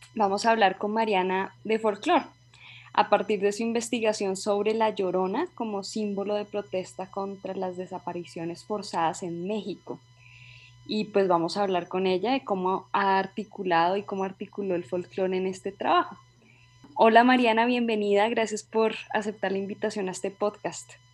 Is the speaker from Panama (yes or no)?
no; Colombia; also born or lived in United States; soy una antropóloga colombiana